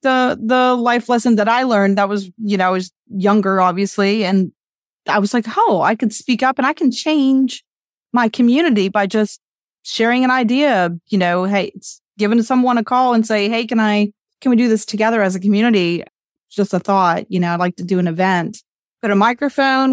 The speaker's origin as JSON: {"language": "English", "region": "West Virginia", "country": "United States", "tie": "born or raised there", "said": "I did it for West Virginia. I was, like, the representative to organize some things throughout the state of West Virginia. So I organized, I called the city council in my hometown"}